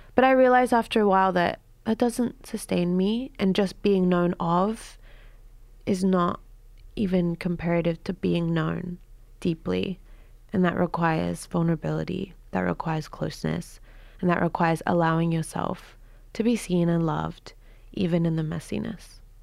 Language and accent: English; Queensland, Australia; moved away as an adult; also born or lived in United States; I was raised in Queensland with the banana trees and the humid air